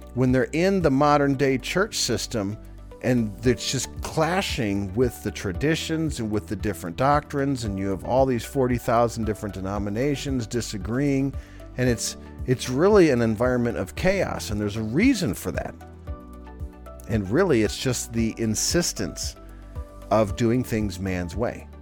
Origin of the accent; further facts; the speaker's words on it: United States; we're American, we speak English